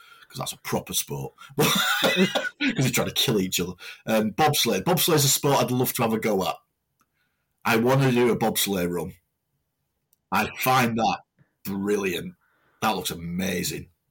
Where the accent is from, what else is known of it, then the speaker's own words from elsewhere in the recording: Delph, North West England, United Kingdom; in Delft, the village I grew up in Sadworth